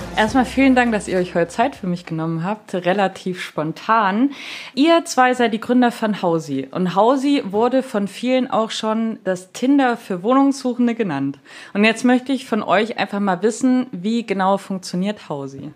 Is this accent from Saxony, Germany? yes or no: yes; Chemnitz area, Saxony, Germany; Chemnitz, ich komme aus der Gegend